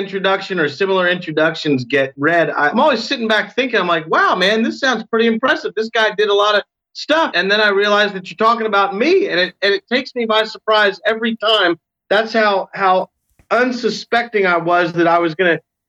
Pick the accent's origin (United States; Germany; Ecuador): United States; Rockville, Maryland; I grew up in Rockville, Maryland, outside of Washington, D.C.